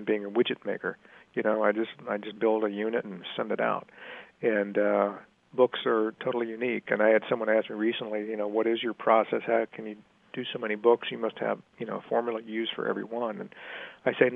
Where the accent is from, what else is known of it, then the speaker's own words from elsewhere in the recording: Richmond, Virginia, United States; I grew up in Richmond, Virginia in the 60s and 70s